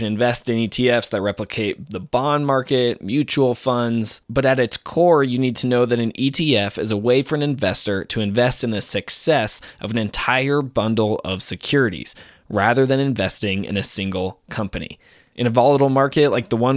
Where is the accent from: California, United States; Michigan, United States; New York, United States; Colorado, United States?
California, United States; Oakland; I'm from Oakland